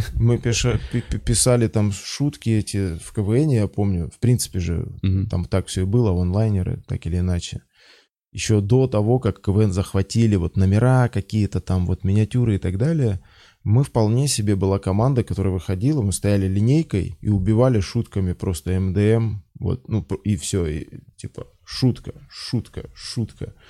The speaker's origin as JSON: {"language": "Russian", "country": "Belarus", "moved": "as an adult", "lives_now": "Moscow, Russia", "said": "я из Беларуси"}